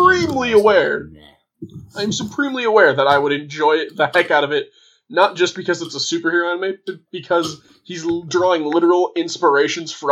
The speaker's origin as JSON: {"language": "English", "country": "United States", "said": "I'm American"}